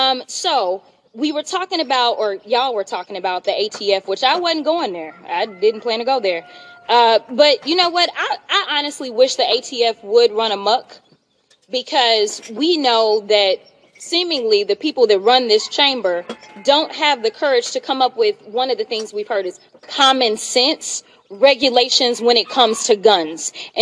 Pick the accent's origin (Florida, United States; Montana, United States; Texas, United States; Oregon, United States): Texas, United States; I'm from Texas.